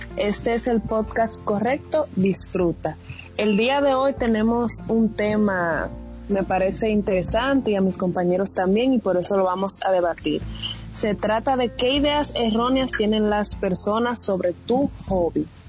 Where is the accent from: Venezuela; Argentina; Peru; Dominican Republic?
Dominican Republic; Somos los tres dominicanos